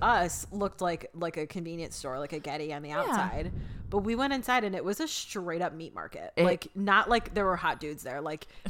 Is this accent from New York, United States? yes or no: yes; Mechanicville, New York, United States; I just love being somewhere and being like, I'm from New York.